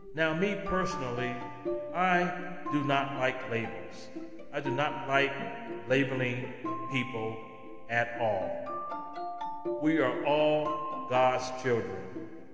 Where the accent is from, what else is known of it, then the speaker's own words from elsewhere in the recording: California, United States; moved away as an adult; my home state of California.